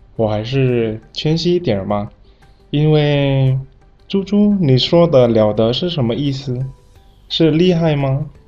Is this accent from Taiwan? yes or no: no; Indonesia; Chinese is a second language; 我是来自印尼的